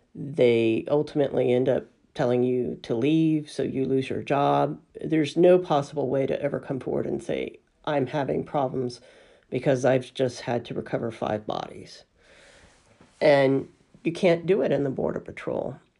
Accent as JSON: {"language": "English", "region": "Alabama", "country": "United States", "tie": "born or raised there", "also_born_or_lived": "California", "moved": "as an adult", "said": "growing up in Alabama"}